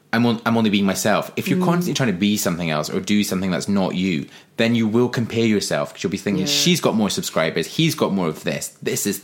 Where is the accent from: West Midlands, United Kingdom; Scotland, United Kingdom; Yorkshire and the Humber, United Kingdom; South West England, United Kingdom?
Scotland, United Kingdom; Forres; accent: Scottish; also born or lived in Glasgow; now in London, United Kingdom; I'm from Forres in the northeast of Scotland, 30 miles east of Inverness, between Inverness and Aberdeen